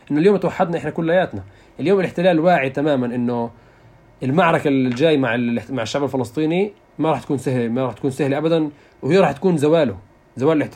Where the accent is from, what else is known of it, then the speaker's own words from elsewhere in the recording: Jerusalem, Palestine; وكنت انا من القدس